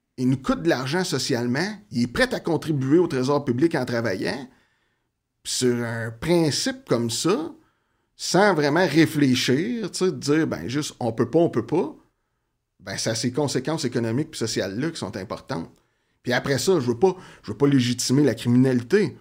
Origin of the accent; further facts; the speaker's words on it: Outaouais, Quebec, Canada; je viens de la région de l'Outaouais.